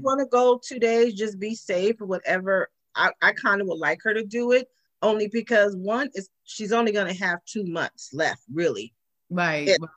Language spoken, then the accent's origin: English; California, United States; I'm African American, born and raised in Cali.